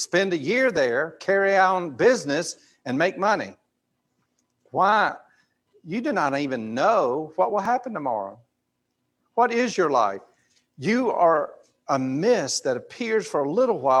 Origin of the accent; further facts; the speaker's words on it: Grady, Alabama, United States; I'm from Grady, Alabama